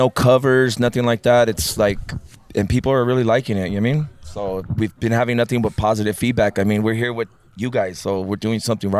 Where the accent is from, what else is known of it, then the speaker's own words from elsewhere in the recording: Los Angeles, California, United States; We're from Los Angeles.